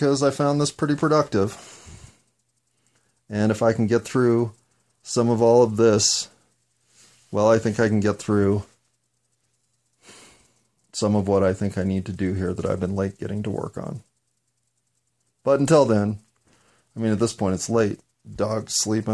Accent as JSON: {"language": "English", "country": "United States", "said": "I'm an American"}